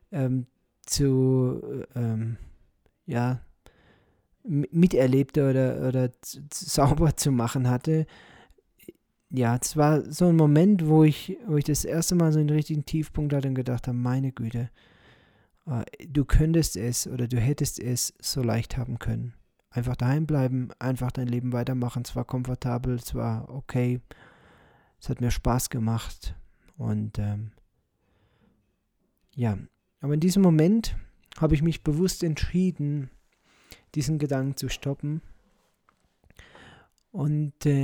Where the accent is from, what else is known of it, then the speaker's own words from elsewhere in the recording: Moosbach, Germany; ich bin hier in Moosbach äh, geboren, ich bin hier aufgewachsen, ich habe hier mein Leben verbracht und ich werde ja eines Tages sterben.